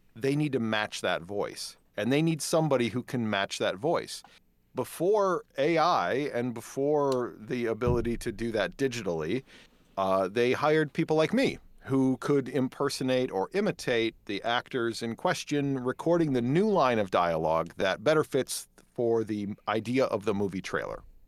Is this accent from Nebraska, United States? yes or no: no; Dodgeville, Wisconsin, United States; moved away as an adult; also born or lived in Madison, Wisconsin / Kenosha, Wisconsin; now in Prairie du Sac, United States; I was born and raised in Dodgeville, Wisconsin